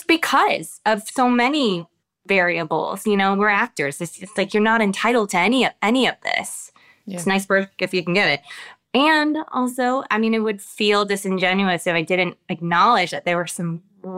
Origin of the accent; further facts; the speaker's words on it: United States; as I've lived my life here in America as an American woman